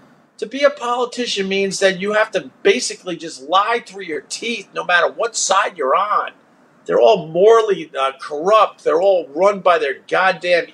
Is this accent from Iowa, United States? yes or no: no; Long Island, New York, United States; moved away as an adult; also born or lived in Boston; my hometown, basically, hometown meaning Long Island